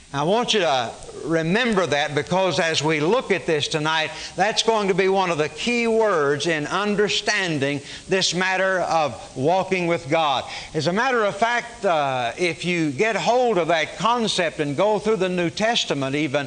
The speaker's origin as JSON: {"language": "English", "region": "Arkansas", "country": "United States", "tie": "born or raised there", "also_born_or_lived": "Oklahoma", "moved": "yes", "lives_now": "Dallas-Fort Worth, United States", "said": "I was born in Oklahoma. I grew up in Arkansas. I've lived in Dallas-Fort Worth since 1958."}